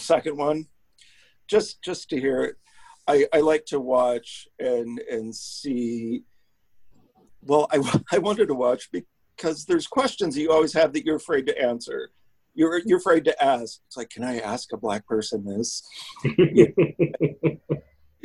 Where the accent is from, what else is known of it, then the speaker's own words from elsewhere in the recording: North Dakota, United States; I'm from North Dakota